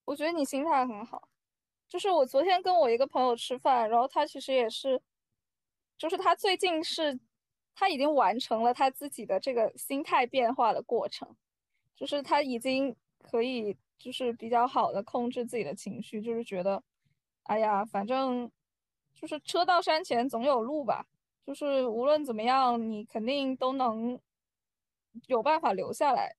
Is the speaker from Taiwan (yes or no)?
no; China; moved away; 我觉得我们中国人可能有时候就是非常执着的